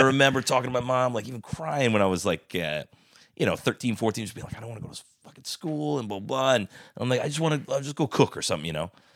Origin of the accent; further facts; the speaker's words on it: Bethel, United States; grew up in a house next to where he grew up in on Grand Street in Bethel